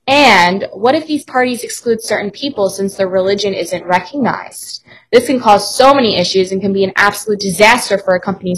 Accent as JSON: {"language": "English", "area": "Long Island", "region": "New York", "country": "United States", "tie": "born or raised there", "said": "I'm from Long Island, New York, studying hospitality management here as a junior. And I'm very interested in the hotel side of the industry, and I also just love to travel. My hometown is close to the beach"}